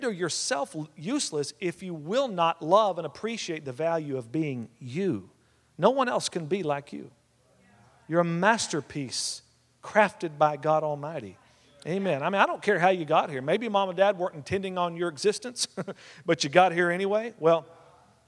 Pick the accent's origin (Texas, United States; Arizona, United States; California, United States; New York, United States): Texas, United States; West; We were raised together out in West Texas